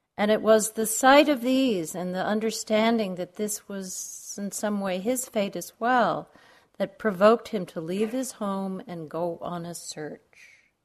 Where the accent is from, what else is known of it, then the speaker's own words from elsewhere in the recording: New York, United States; now in Arizona, United States; I grew up in New York